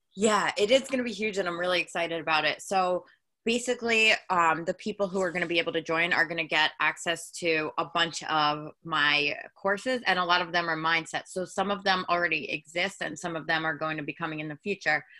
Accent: Long Island, New York, United States; I am from Long Island, New York, and I'm a hairstylist out here

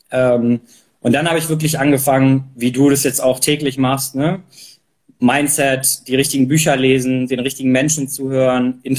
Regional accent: Germany; Also ich bin ähm, hier in der Nähe von Hamburg äh, aufgewachsen und habe dann Abi gemacht, wusste nicht genau, was ich machen möchte.

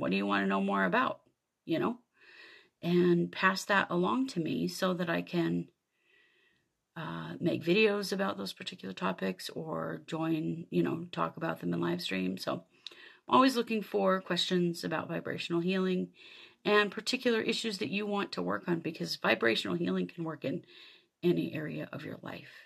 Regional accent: Idaho, United States; I grew up in Idaho in the U S

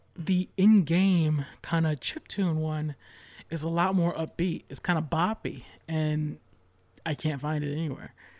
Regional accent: New York, United States; I'm from New York

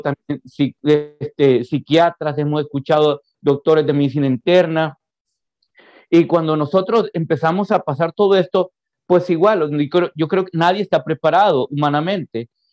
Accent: San Vicente, El Salvador; moved away as an adult; now in Houston, United States; yo soy del, del, interior del país, exactamente de San Vicente. Ahí me crié. Ahí me crié, así que me considero 100% vicentino.

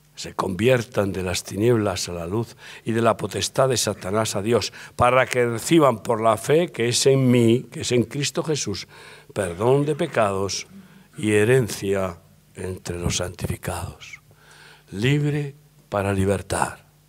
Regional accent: Spain; como buen español y, medio vasco

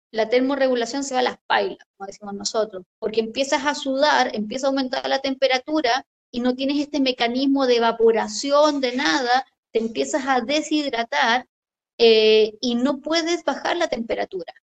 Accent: Chile; yo soy bombero acá en mi país

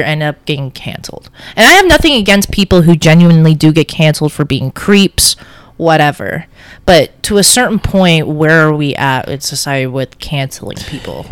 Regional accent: Toronto, Ontario, Canada; also born or lived in Tel Aviv, Israel; I ended up in Canada in Scarborough

